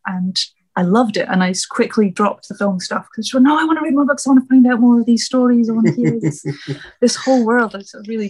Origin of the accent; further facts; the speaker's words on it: Scotland, United Kingdom; now in London, United Kingdom; I'm a poet, I'm originally from Scotland, which I'm glad you said you can tell from the accent, because the accent wanders all over the place.